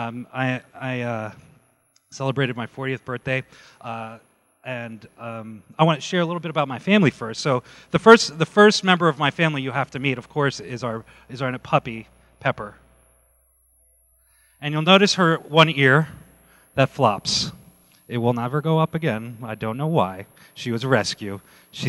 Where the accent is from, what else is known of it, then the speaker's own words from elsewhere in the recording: New Jersey, United States; moved away as an adult; now in California, United States; I grew up in New Jersey. I was born and raised there, and I moved to California in 2000